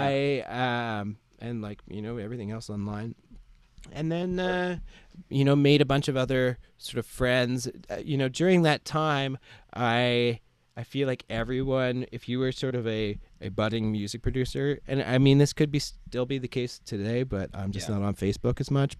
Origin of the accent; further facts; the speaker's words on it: Ottawa, Ontario, Canada; moved away as an adult; now in Nova Scotia, Canada; I'm originally from Ottawa, Ontario, so mm-hmm. it's like in between Montreal and Toronto. Mm-hmm and uh, yeah, I, w- I lived there like until I was 18. Went through elementary school and high school and stuff there.